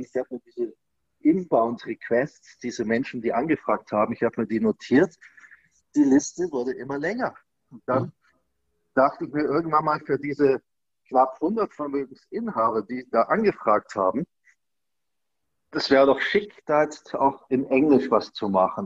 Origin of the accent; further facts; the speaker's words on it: Germany; als Deutscher